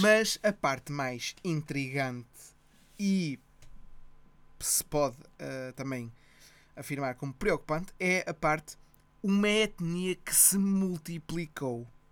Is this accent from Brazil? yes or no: no; Ponte da Barca, Viana do Castelo, Portugal